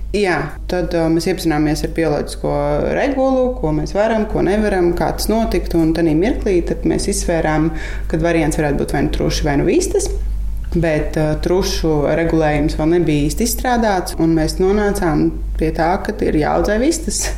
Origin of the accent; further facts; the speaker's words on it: Riga, Latvia; moved away as an adult; also born or lived in Jūrmala; now in Irlava Parish, Latvia; Es savukārt esmu no Rīgas, dzimusi un nu, augusi tieši uz Brīvības ielas.